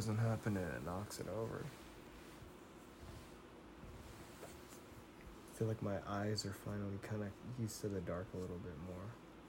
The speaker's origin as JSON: {"language": "English", "area": "Bay Area", "region": "California", "country": "United States", "said": "Every time I told somebody I was from the Bay Area"}